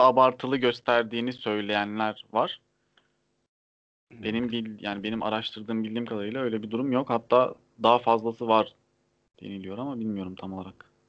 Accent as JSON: {"language": "Turkish", "region": "Trabzon", "country": "Turkey", "said": "Trabzonlu olduğum için"}